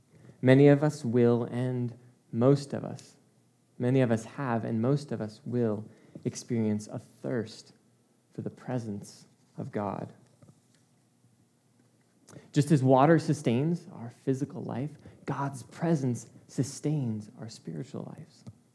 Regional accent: Czechia; now in Chicago, United States; Growing up in the Czech Republic, I have some of my fondest memories of growing up in the mountains, something I miss so much about living in Chicago. It's just flat.

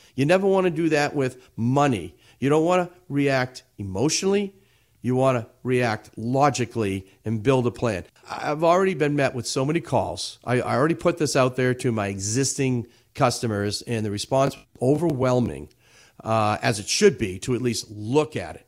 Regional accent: Everett, Massachusetts, United States; I grew up in the city of Everett

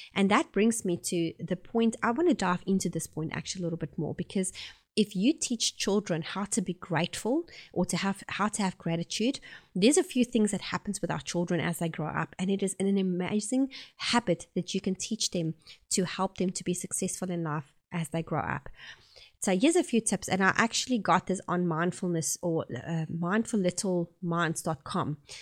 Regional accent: South Africa; accent: South African; moved away as an adult; now in Oxford, New Zealand; I'm originally from South Africa and I have been living here in New Zealand for about eight years

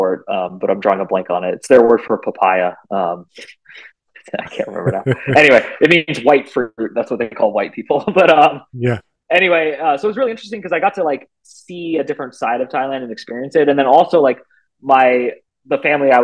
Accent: Bay Area, California, United States; I'm from the Bay Area of California

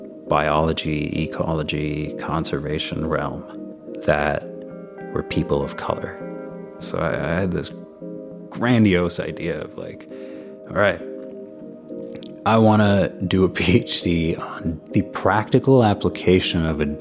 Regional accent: Pakistan; moved away as an adult; now in Toronto, Canada; I come from Pakistan.

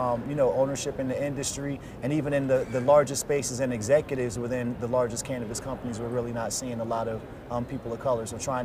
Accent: Trenton, New Jersey, United States; my community where I grew up in Trenton, New Jersey.

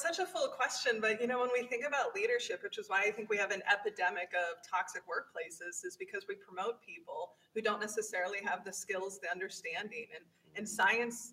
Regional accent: Midwest, United States; As a white woman in the Midwest, I was very much raised with the Midwest nice mentality

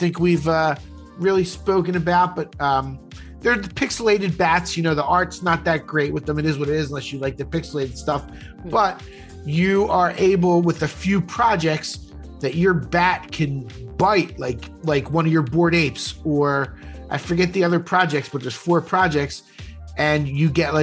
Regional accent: Philadelphia, Pennsylvania, United States; We grew up in Northeast Philly, went to rival high schools

